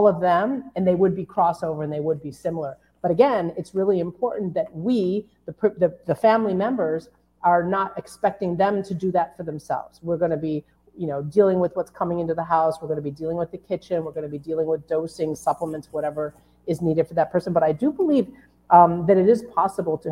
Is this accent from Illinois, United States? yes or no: yes; Chicago, Illinois, United States; I'm from Chicago